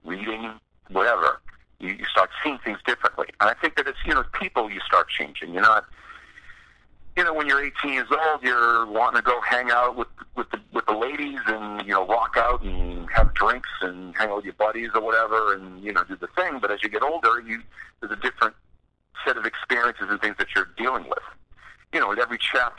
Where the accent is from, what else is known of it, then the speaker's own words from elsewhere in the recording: East Coast of the United States, United States; we're also a bunch of guys from the East Coast, you know, growing up in the United States at a certain time.